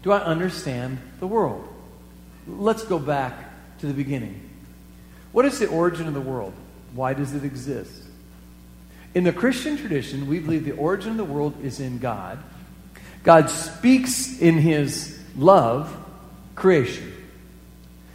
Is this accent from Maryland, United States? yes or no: no; Iowa, United States; moved away as an adult; also born or lived in the West (US); I moved away from Iowa for pretty much the 80s, and there were three reasons why I lived in the West for those 10 years